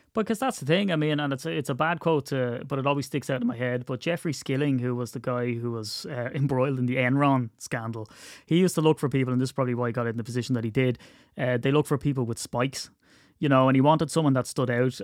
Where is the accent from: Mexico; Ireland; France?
Ireland; as an Irishman